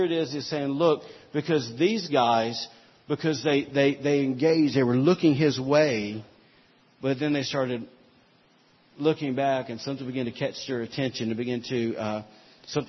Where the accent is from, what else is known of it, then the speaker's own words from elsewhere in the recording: Alabama, United States; we're from Alabama